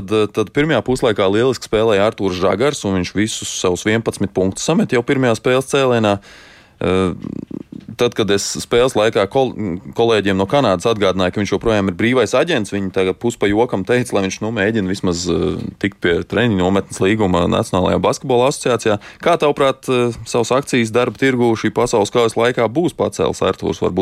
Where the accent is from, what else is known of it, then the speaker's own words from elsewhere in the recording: Latvia; Nu, tagad uz mirklīt aizmirstam, ka esam latvieši